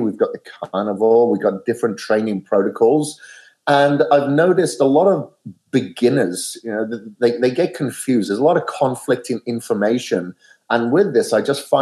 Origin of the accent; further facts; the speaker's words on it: Wales, United Kingdom; now in Boise, United States; I'm from Wales originally, and I'm here in Boise, Idaho